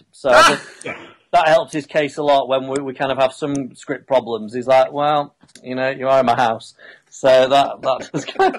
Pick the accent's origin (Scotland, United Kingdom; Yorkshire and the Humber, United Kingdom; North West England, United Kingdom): Yorkshire and the Humber, United Kingdom; now in London, United Kingdom; growing up in Yorkshire